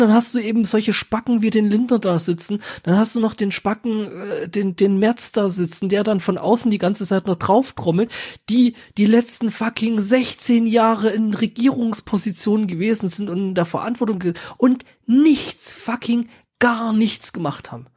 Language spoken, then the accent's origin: German; Saxony, Germany; ich komme ja aus Sachsen